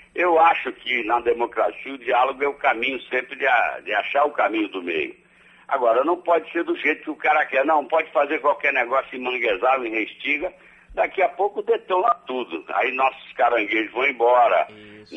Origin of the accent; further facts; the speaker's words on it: Brazil; eu sou brasileiro